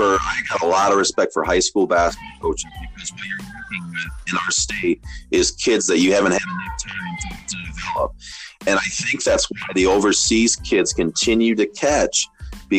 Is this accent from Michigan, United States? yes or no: yes; Jackson, Michigan, United States; I'm from the Jackson area